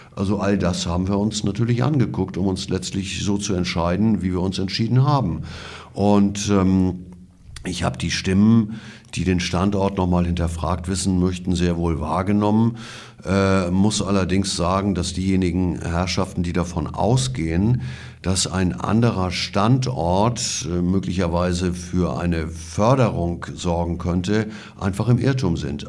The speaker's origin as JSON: {"language": "German", "region": "Schleswig-Holstein", "country": "Germany", "said": "bei uns in Schleswig-Holstein"}